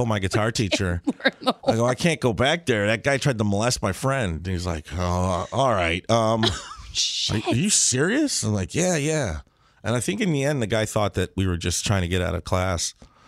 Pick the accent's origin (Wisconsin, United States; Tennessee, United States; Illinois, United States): Illinois, United States; Chicago; the west side of Chicago.